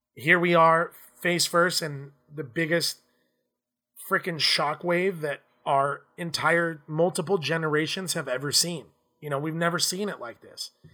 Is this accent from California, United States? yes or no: yes; Southern California, United States; Growing up in Southern California